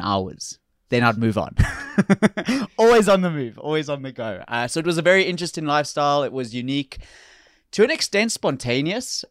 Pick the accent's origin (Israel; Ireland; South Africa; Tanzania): South Africa; moved away as an adult; also born or lived in Florida / New York / New Orleans; I'm from South Africa originally